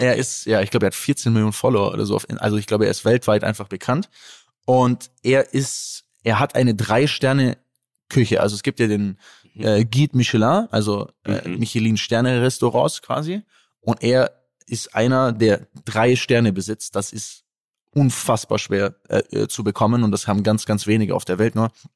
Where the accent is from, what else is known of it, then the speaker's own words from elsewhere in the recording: Germany; für mich als Deutscher